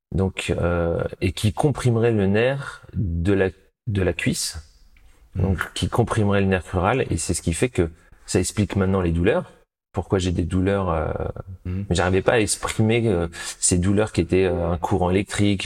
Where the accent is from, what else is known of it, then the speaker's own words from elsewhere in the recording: Chambourcy, Île-de-France, France; je suis né euh, en région parisienne, dans les Yvelines, à Chambourcy exactement